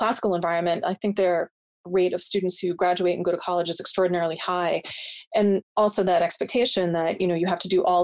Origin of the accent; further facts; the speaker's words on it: just outside of Providence, Rhode Island, United States; my hometown. We're just outside of Providence.